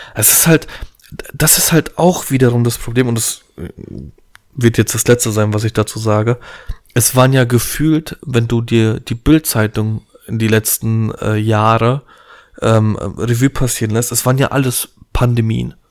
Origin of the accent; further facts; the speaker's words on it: Poland; ich bin Pole, wir haben ein bisschen viel Familie